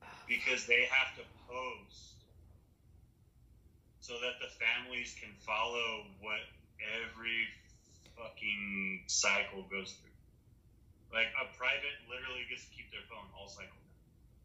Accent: Western Texas and New Mexico, United States; I grew up in Western Texas and New Mexico.

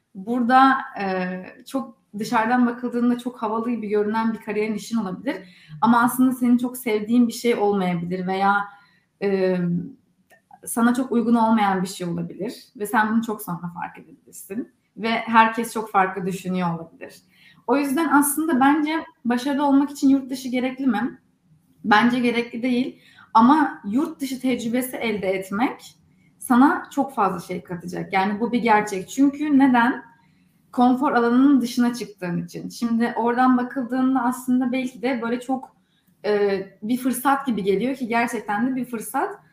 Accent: Istanbul, Turkey; moved away as an adult; also born or lived in Durham, North Carolina, United States; now in Silicon Valley, United States

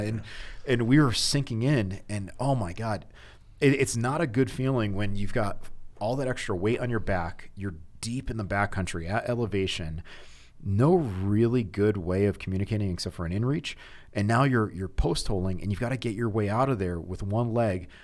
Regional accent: Connecticut, United States; now in Heber City, United States; I grew up in Connecticut

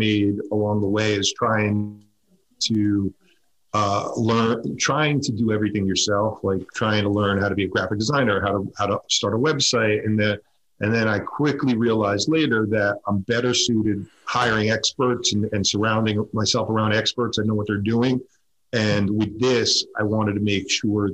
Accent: suburbs of Connecticut, United States; We lived in the suburbs of Connecticut. I grew up there

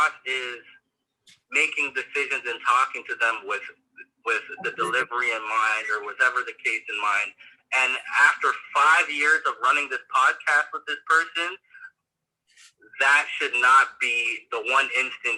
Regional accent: Canada; As a Canadian

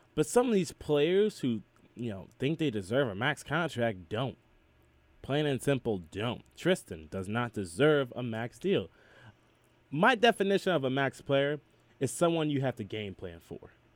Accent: Macedonia, Ohio, United States; I'm from Macedonia

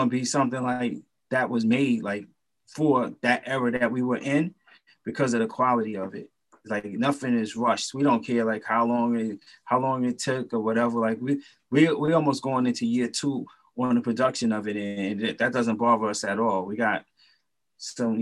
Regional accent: New York City, New York, United States; I grew up in East New York, Brooklyn

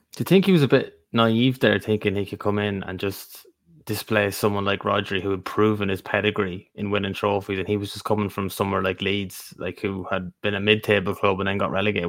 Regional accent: Ireland; we're three Irish men sitting here.

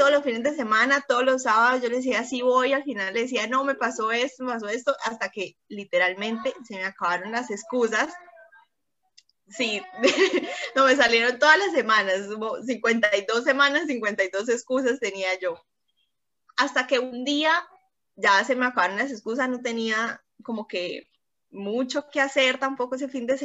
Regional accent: Cúcuta, Norte de Santander, Colombia; moved away as an adult; now in Bucaramanga, Colombia; yo estaba en Cúcuta, que es mi ciudad natal, ahora vivo en Bucaramanga, que estamos a seis horas

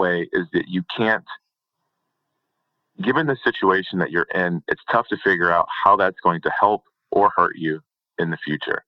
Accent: Detroit, Michigan, United States; I'm from the Detroit area, so not a lot of oil and gas are around there

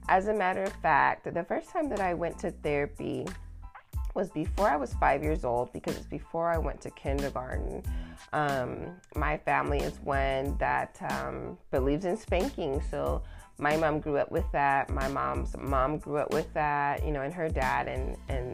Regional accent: the South, United States; moved away; I grew up in the South

